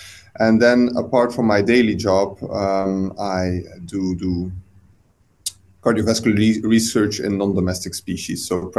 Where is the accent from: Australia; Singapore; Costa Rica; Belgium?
Belgium; moved away as an adult; now in United Kingdom; I'm originally from Belgium.